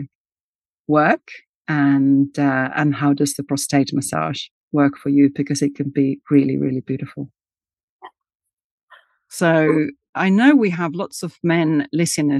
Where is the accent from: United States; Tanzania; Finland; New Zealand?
Finland; I was born in Finland and raised in Finland where we have the sauna culture.